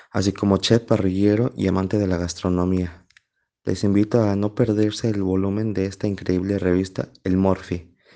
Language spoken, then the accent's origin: Spanish; Mexico; como mexicano